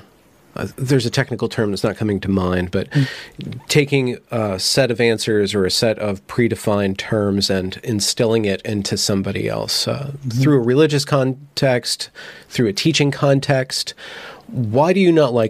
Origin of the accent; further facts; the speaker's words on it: United States; being an American